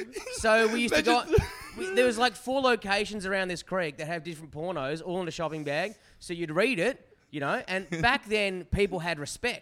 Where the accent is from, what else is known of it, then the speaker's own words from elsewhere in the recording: Forestville, New South Wales, Australia; I'm from Forestville, which is it's a very suburban town. And back then it was a little bit more remote or whatever.